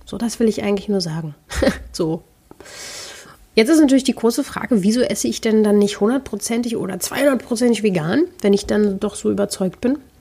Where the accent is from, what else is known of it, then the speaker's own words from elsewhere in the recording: Berlin, Germany; ich komme ja nun mal aus Berlin